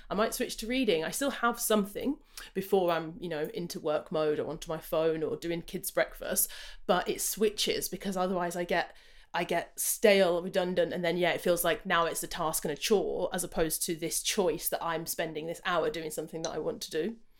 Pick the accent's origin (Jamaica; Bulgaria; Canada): Jamaica; I'm Jamaican I'm a sprinter